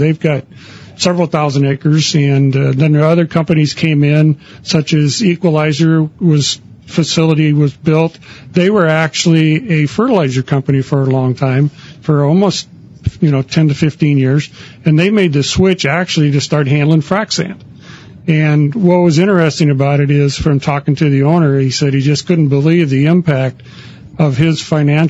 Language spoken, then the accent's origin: English; Nebraska, United States; also born or lived in Arizona / California / Corpus Christi, Texas; now in Victoria, United States; Well, I'm originally from Nebraska